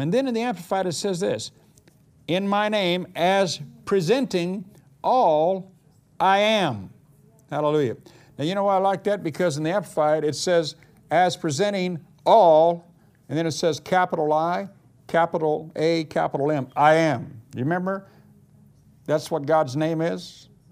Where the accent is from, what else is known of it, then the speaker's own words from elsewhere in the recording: United States; moved away; also born or lived in Missouri; being an American